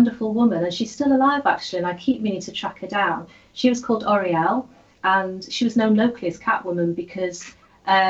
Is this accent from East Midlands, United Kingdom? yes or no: no; Holyhead, Wales, United Kingdom; I grew up in Holyhead